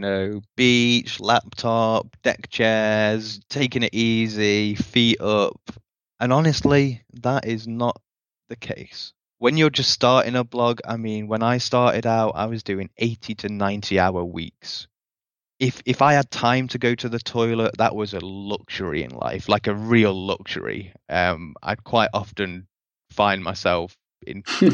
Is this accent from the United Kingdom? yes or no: yes; United Kingdom; now in Costa Rica; I'm a British guy in Costa Rica right now.